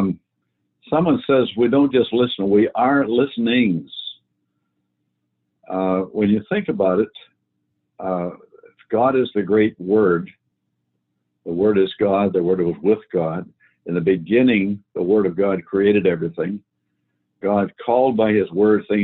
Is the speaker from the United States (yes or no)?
no; Canada; I grew up in Canada